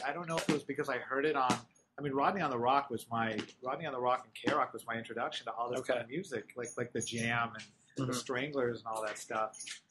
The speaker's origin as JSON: {"language": "English", "town": "Irvine", "region": "California", "country": "United States", "tie": "born or raised there", "also_born_or_lived": "Los Angeles", "said": "And within a year or so, moved to Orange County, and I grew up in Irvine."}